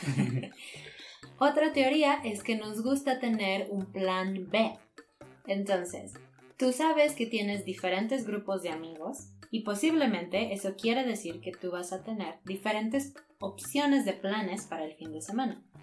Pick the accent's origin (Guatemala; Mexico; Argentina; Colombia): Mexico; nosotros como ciudadanos mexicanos